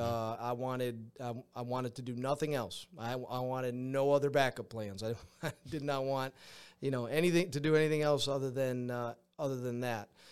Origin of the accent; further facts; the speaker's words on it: Granby, Massachusetts, United States; moved away as an adult; I grew up in Granby, went to high school in, uh, in Granby, Massachusetts